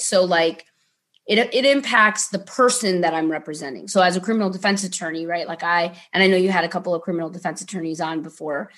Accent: Ohio, United States; moved away; growing up in Ohio was an interesting experience

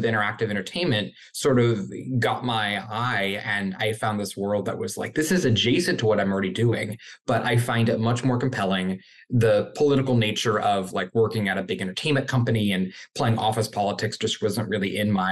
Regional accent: Wichita, Kansas, United States; moved away as an adult; also born or lived in St. Louis, Missouri; now in Los Angeles, United States; I am from Wichita, Kansas, and then I went to college in St. Louis.

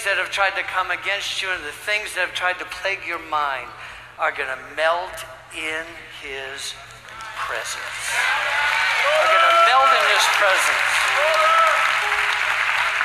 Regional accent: Ohio, United States; also born or lived in Michigan; now in Tulsa, United States; I was raised in Ohio, born in Michigan, raised in Ohio

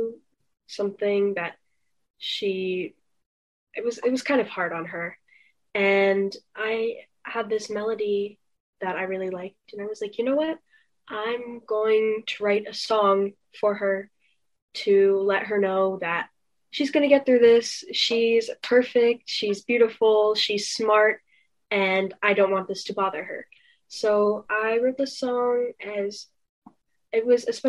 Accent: North Carolina, United States; accent: southern; moved away; also born or lived in Northeast United States; I was raised in North Carolina and then moved to the Northeast. So sometimes I'll have an accent and sometimes I won't

